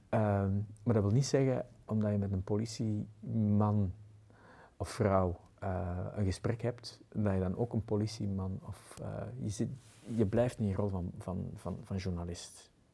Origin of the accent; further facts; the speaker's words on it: Antwerp, Flanders, Belgium; bij ons in Antwerpen